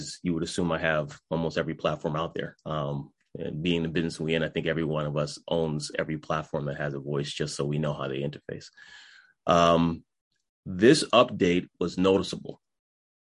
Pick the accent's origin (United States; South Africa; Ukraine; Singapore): United States; New England; I'm from New England, we talk faster than most.